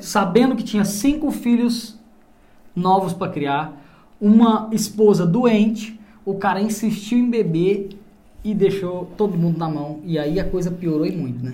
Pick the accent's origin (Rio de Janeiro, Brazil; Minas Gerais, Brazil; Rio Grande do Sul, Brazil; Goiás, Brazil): Goiás, Brazil; Caldas Novas; also born or lived in Goiânia; eu nasci em Goiânia, mas fui criado no interior que é Caldas Novas